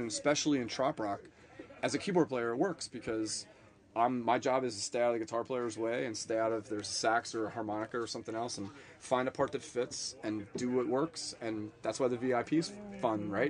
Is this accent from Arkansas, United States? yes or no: no; the Poconos, Pennsylvania, United States; moved away as an adult; also born or lived in New Jersey / New York City; now in Florida, United States; I grew up in Pennsylvania and lived there all through high school